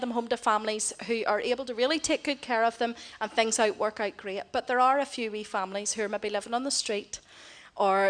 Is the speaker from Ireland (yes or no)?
yes; Ireland; now in Philippines; I'm Irish